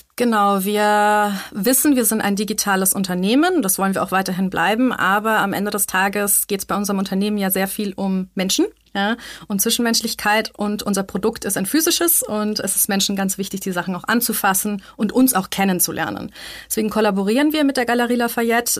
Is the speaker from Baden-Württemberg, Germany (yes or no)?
no; Munich, Bavaria, Germany; moved away as an adult; now in Vienna, Austria; ich bin in München aufgewachsen